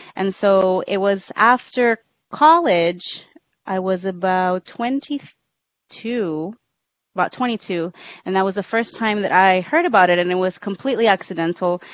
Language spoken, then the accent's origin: English; Rio Grande Valley, Texas, United States; moved away as an adult; also born or lived in Harlingen, Texas / San Antonio, Texas; I was born in Harlingen, Texas, which is a small town at the very tip of Texas. Uh, I didn't live in Harlingen. I lived a little bit really south souther than um, than Harlingen, but I grew up down there.